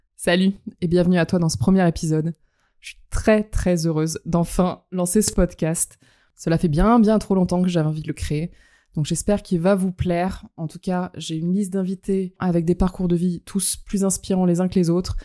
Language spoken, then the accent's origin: French; France; also born or lived in Montreal / Los Angeles; je suis française. J'ai grandi en France, mais pas que. J'ai eu, euh, trois ans d'expatriation entre Montréal et Los Angeles quand j'étais plus jeune